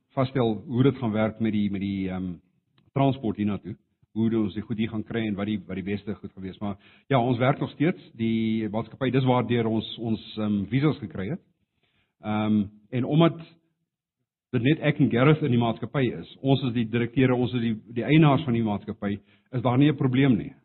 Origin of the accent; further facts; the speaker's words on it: South Africa; Afrikaans is a second language; moved away as an adult; now in India; ek het altyd geantwoord van Suid-Afrika af